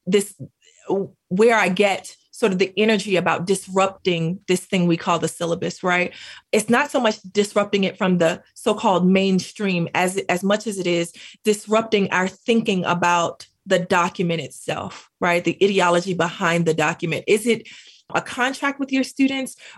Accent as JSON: {"language": "English", "country": "United States", "also_born_or_lived": "Greensboro, North Carolina", "accent": "Black English", "first_language": "Black English", "said": "Black English is my home language."}